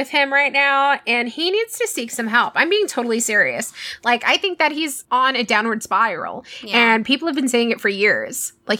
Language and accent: English; Texas, United States; we grew up in Texas